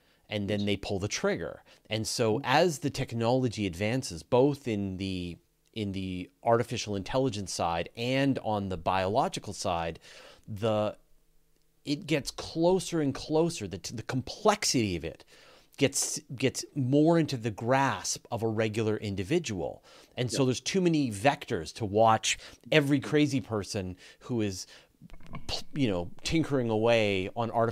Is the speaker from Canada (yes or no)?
yes; Canada; I'm Canadian